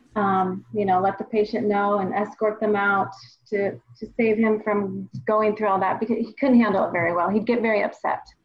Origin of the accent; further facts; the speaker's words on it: Washington, United States; I'm from the Northwest, born and raised here in Washington State